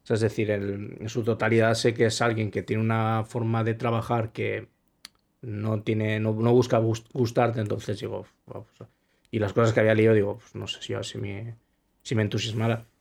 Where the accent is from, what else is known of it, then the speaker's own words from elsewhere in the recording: Spain; soy, soy español